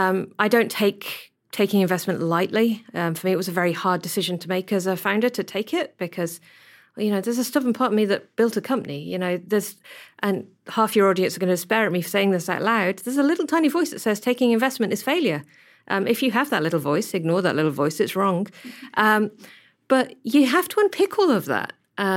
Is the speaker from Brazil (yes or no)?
no; Whangarei, Northland, New Zealand; just like they do in Auckland and they do in Christchurch and growing up in Whangarei.